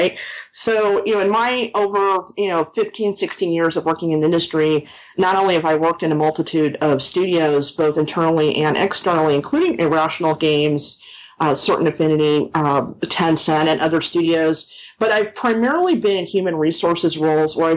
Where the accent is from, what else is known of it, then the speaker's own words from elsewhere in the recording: Los Angeles, California, United States; moved away as an adult; now in Austin, United States; I'm actually originally from Los Angeles